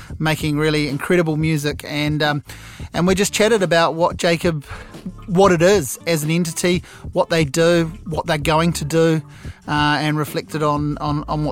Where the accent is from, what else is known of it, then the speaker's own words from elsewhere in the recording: Hawke's Bay, New Zealand; Hawke's Bay is my hometown